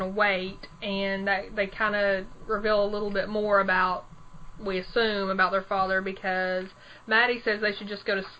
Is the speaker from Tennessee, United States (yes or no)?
yes; Tennessee, United States; we're from Tennessee